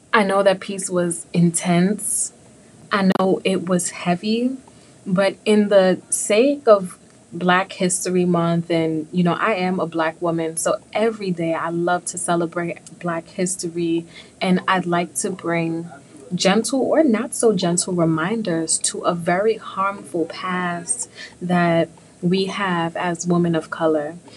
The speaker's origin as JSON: {"language": "English", "town": "New York City", "region": "New York", "country": "United States", "said": "I am from the Big Apple"}